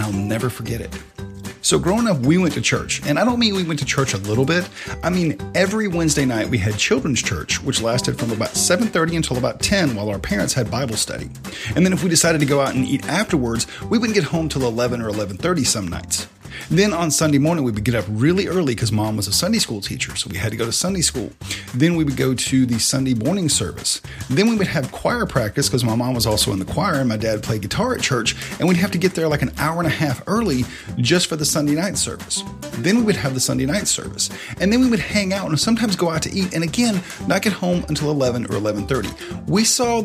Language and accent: English; the South, United States; when you were growing up in the South